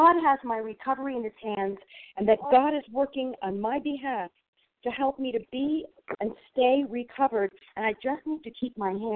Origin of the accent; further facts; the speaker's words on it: New York, United States; I'm from New York, and I'm in New York